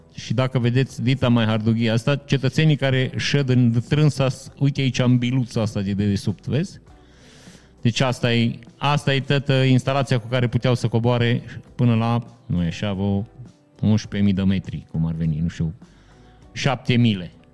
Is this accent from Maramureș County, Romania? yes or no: yes; Vișeu de Sus, Maramureș County, Romania; moved away; în perioada în care am plecat din Vișeu